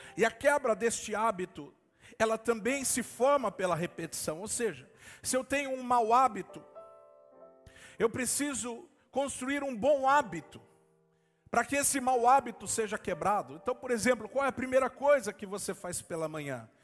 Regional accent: Brazil; nós, como igreja brasileira

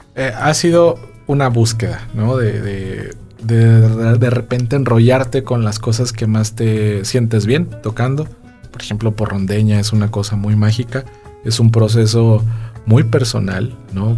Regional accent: San Luis Potosí, Mexico; en San Luis Potosí y aparte en mi tierra

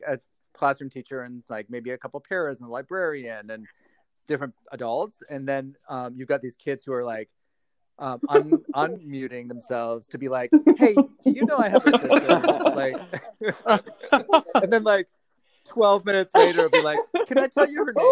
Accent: Vermont, United States; born or raised there

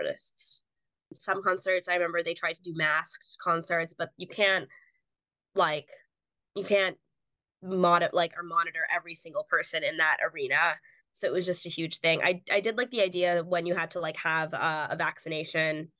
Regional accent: Houston, Texas, United States; moved away as an adult; now in Boston, United States; I'm from Houston, Texas. So from the South, it's definitely been an adjustment moving up here

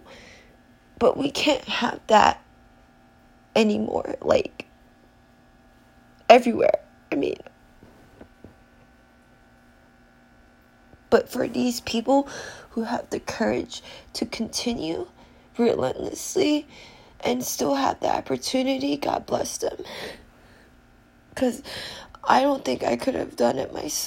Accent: California, United States; now in New York, United States; I'm from California originally

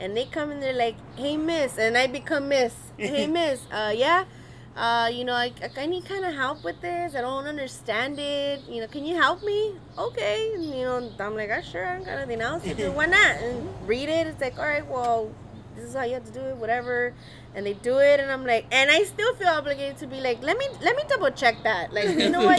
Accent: Los Angeles, California, United States; born or raised there

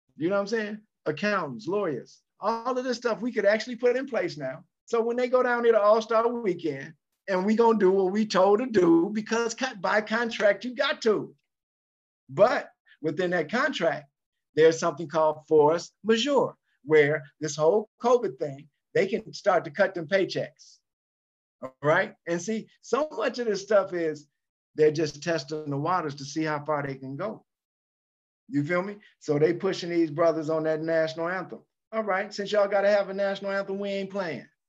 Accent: Chicago, Illinois, United States; I'm from Chicago

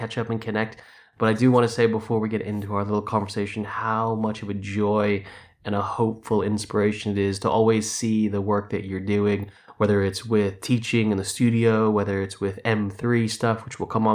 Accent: Los Angeles, California, United States; also born or lived in Wellington, New Zealand; now in London, United Kingdom; Even though I grew up in Los Angeles, I was raised in a Kiwi household

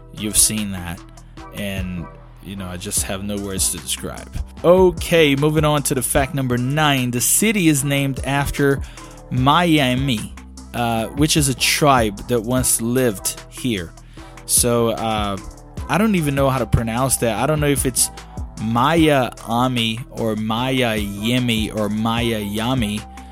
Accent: Belo Horizonte, Minas Gerais, Brazil; English is a second language; my city, Belo Horizonte

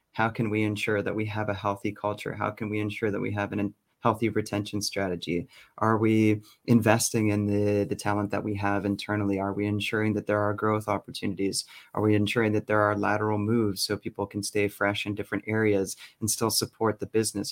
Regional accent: Toronto, Ontario, Canada; accent: North American; moved away as an adult; also born or lived in Berlin, Germany; now in Stockholm, Sweden; originally from Canada. So that's why you may not hear a Swedish accent coming from me

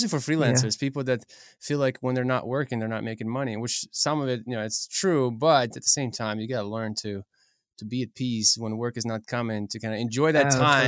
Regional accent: Ukraine; moved away; I come from Ukraine

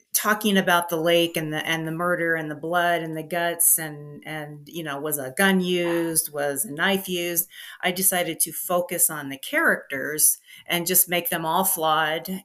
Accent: Midwest, United States; also born or lived in Los Angeles; now in Denver, United States; I grew up in the Midwest

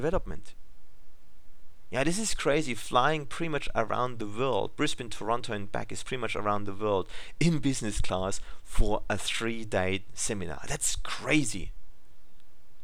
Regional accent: Germany; English is a second language; now in Australia; English is my second language, as I'm originally from Germany

